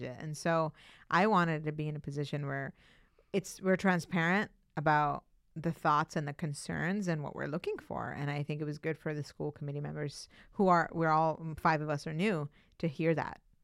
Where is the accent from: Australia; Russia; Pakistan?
Pakistan; now in Cambridge, United States; I was born in Pakistan, but my dad is from India and he's an Indian Muslim